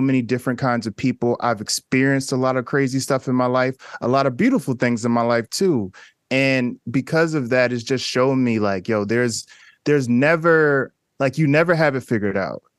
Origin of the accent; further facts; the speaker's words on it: Newark, New Jersey, United States; I grew up in Newark, New Jersey